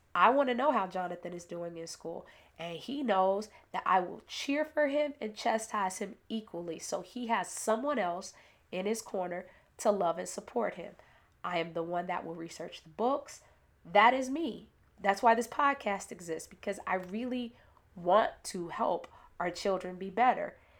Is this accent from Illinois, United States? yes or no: yes; Chicago, Illinois, United States; I was born in Inglewood, i-, in Chicago. My village consisted of Bass School